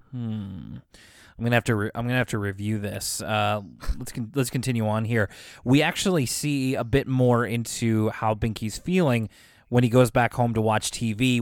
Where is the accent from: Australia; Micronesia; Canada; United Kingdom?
Canada; being a Canadian